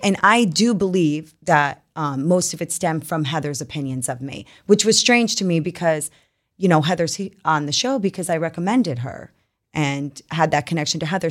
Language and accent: English; New York, United States; moved away; also born or lived in Utah; born and raised in New York